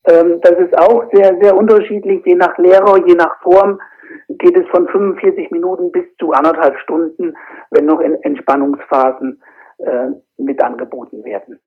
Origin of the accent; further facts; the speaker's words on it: Fulda area, Hesse, Germany; komme aus dem Raum Fulda